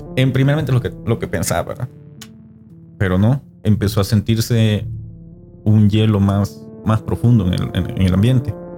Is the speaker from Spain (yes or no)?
no; El Salvador; como salvadoreño